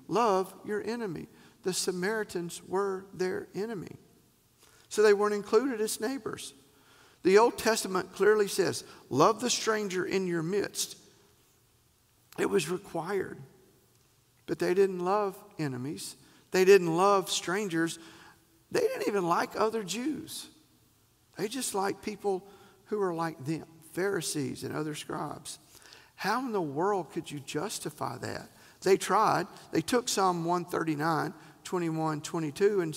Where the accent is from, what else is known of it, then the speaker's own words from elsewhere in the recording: the South, United States; We're from the South